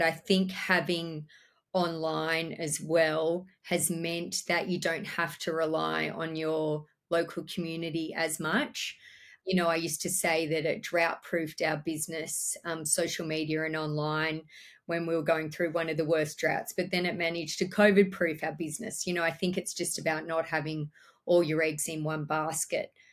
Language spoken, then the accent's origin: English; Orange, New South Wales, Australia; I was born and bred in Orange in the central west of New South Wales.